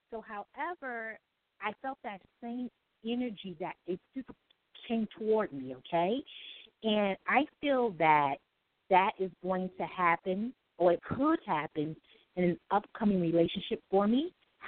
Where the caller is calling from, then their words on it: New York City, New York, United States; I'm calling from New York City.